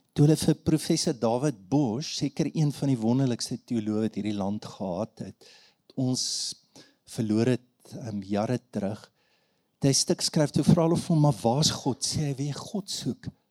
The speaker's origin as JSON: {"language": "Afrikaans", "town": "Standerton", "region": "Mpumalanga", "country": "South Africa", "tie": "born or raised there", "said": "Ek het groot geword op Standerton"}